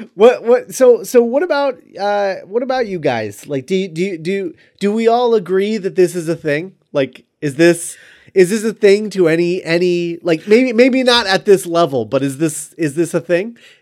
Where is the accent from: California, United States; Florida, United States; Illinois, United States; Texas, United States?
Florida, United States; when I was a kid, um, living, growing up in Florida